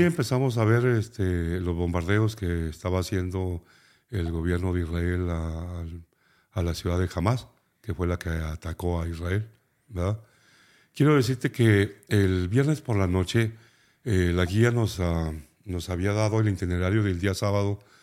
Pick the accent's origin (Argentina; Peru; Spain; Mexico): Mexico; Nayarit; éramos 51 nayaritas